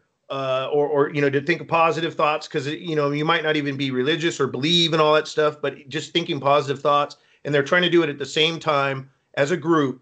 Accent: Northern California, United States; I'm from Northern California

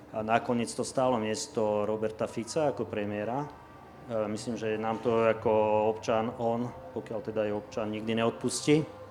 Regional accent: Slovakia; aj my sme Slováci, ktorí tu sedíme

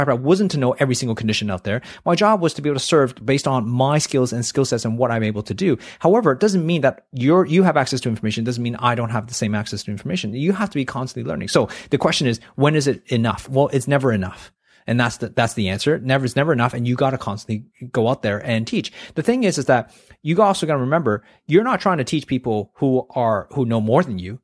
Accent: Canada; now in Australia; I grew up in Canada

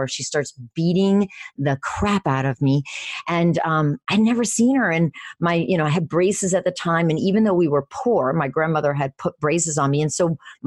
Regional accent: Venezuela; born or raised there; moved away

